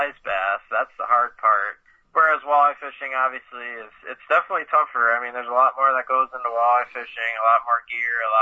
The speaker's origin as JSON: {"language": "English", "town": "Stevens Point", "region": "Wisconsin", "country": "United States", "tie": "born or raised there", "said": "I grew up in Stevens Point fishing the Wisconsin River my whole life"}